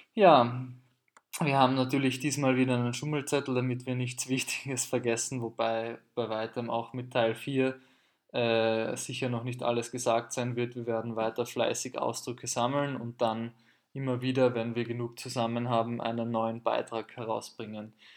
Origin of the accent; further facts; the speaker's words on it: Austria; in Österreich, dieses Wort gibt es in Deutschland gar nicht, soweit wir wissen, das versteht niemand, ist, dass wir sagen heuer